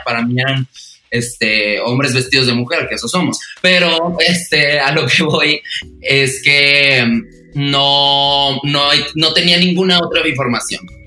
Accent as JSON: {"language": "Spanish", "area": "Los Mochis?", "region": "Sonora", "country": "Mexico", "also_born_or_lived": "Monterrey", "moved": "as an adult", "said": "yo soy de Mocillos de Sonora. Me mudé a Monterrey"}